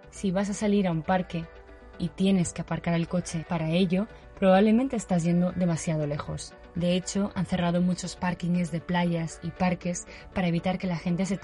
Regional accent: Valencia, Valencian Community, Spain; moved away as an adult; now in San Francisco, United States; soy de Valencia y vivo en San Francisco desde hace casi tres años.

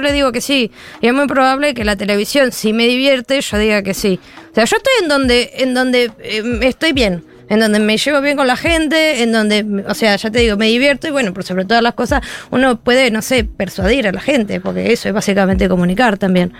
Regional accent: Argentina; moved away; las personas que nos fuimos de Argentina, tenemos que decir que nosotros salimos de Argentina

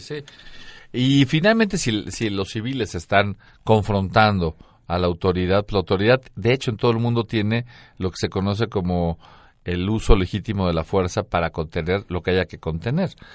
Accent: Mexico; soy mexicano

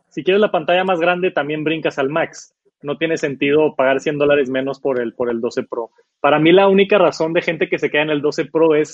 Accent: Monterrey, Nuevo León, Mexico; Soy de Monterrey.

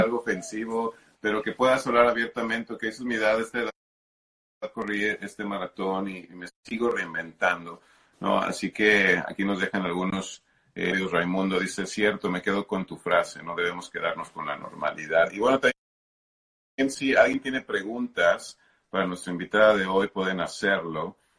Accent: Mexico; hablo como mexicano

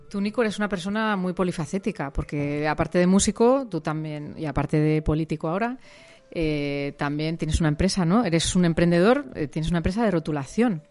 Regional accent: Madrid, Community of Madrid, Spain; moved away as an adult; also born or lived in El Bierzo; now in Cantabria, Spain; yo soy de Hortaleza, de Madrid

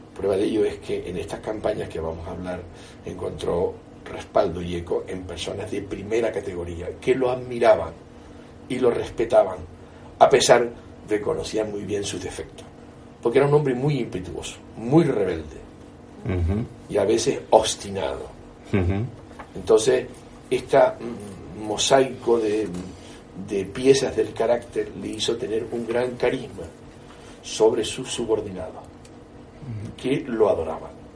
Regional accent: Las Palmas, Canary Islands, Spain; also born or lived in Tenerife; yo nací en Las Palmas, pero mi familia es de Tenerife

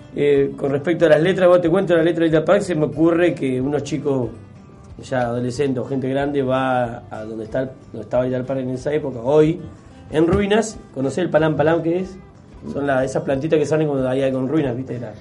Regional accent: Gualeguaychú, Entre Ríos, Argentina; De allá de Golgoichú somos de Pueblo Nuevo.

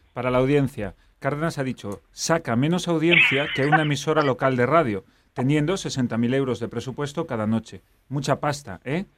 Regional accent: Vigo, Galicia, Spain; una ciudad entera de trabajadores humildes como es la de Vigo, de donde yo soy

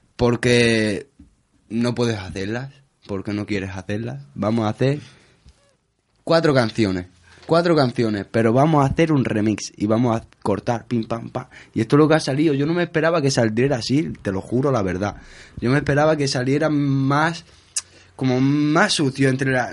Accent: Spain; yo soy gitano, bueno, soy español

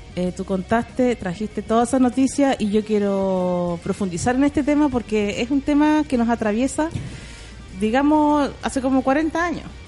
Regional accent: Conchalí, Santiago Metropolitan Region, Chile; yo nací en Cuenchaquí.

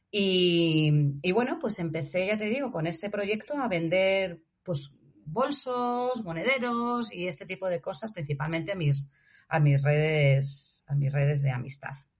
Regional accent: Móstoles, Community of Madrid, Spain; moved away as an adult; now in Senegal; una ciudad como Móstoles, que es de donde yo soy.

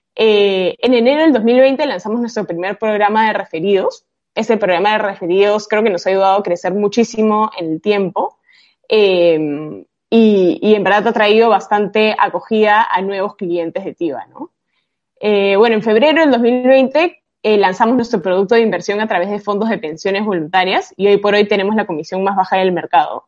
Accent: Peru; yo soy peruana

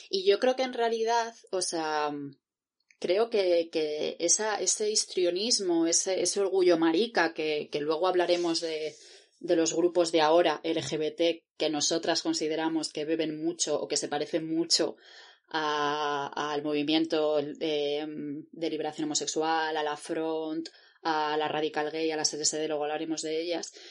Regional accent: Catalonia, Spain; me recrimino como catalán. Súper importante eso.

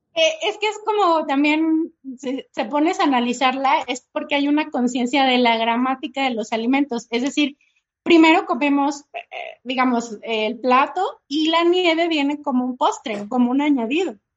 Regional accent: Mexico; para nosotros como mexicanos

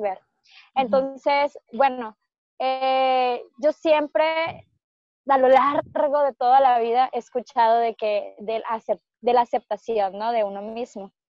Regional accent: Culiacán, Sinaloa, Mexico; nacimos en Culiacán

